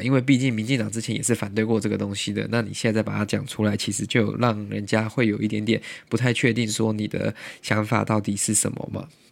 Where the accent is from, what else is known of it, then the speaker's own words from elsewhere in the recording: Taiwan; moved away; also born or lived in United States; 我们未来台湾的经贸、台湾的国际形势以及我们台湾人的生活